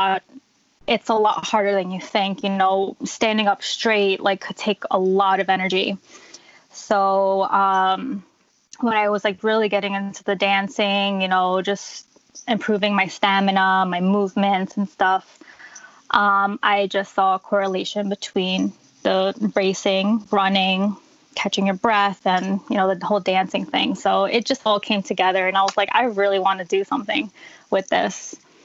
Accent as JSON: {"language": "English", "region": "New Jersey", "country": "United States", "tie": "born or raised there", "said": "So I've been here my whole life. I've never moved outside of Jersey"}